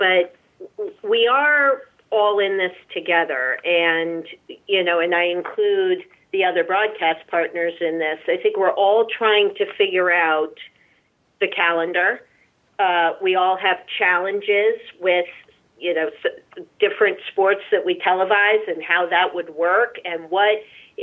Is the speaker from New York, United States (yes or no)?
no; Massachusetts, United States; I'm born and raised in Massachusetts.